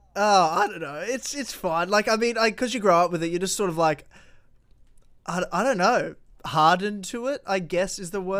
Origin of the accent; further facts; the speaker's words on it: Victoria, Australia; now in Brisbane, Australia; when I was growing up in Victoria